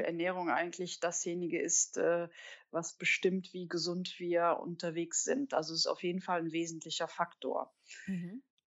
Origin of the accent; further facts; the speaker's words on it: Cologne, North Rhine-Westphalia, Germany